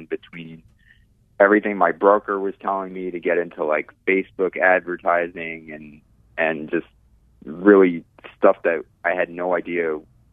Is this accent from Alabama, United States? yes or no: no; New York City, New York, United States; now in Orlando, United States; I grew up in New York City in Queens